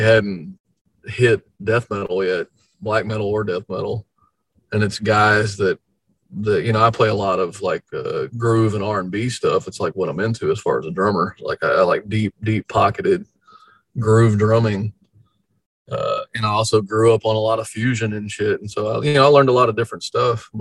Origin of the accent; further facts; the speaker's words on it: Houston, Texas, United States; we're from Houston